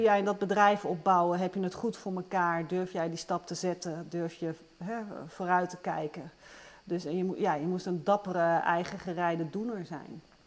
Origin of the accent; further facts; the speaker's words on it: Luttelgeest, Flevoland, Netherlands; ik ben zelf opgegroeid in Noordoostpolder, in het nieuwe land